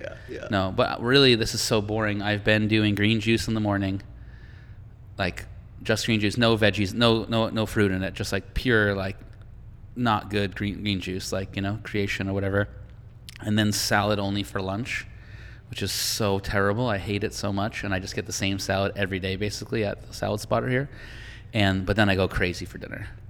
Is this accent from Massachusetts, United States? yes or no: yes; Boston, Massachusetts, United States; moved away; I'm from Boston